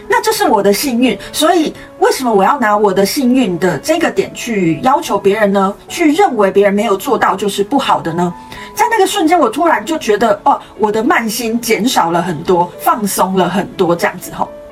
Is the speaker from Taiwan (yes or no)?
yes; Kaohsiung, Taiwan; moved away; 因为我是高雄人嘛